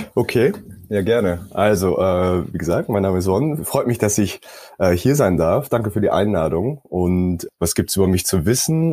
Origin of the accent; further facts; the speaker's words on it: South Korea; also born or lived in Stockholm, Sweden; now in Berlin, Germany; ursprünglich komme ich aus Südkorea, äh, bin jetzt aber doch seit einigen Jahren in Deutschland